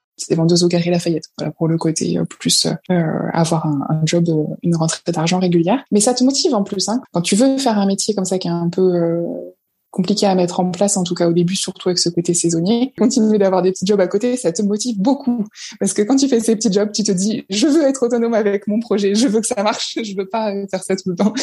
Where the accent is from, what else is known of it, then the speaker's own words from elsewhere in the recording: La Roche-Guyon, Île-de-France, France; also born or lived in Paris / Marseille; now in La Seyne-sur-Mer, France; je viens d'un tout petit village qui s'appelle La Roche-Guyon et qui est sur le bord de la Seine entre Paris et Rouen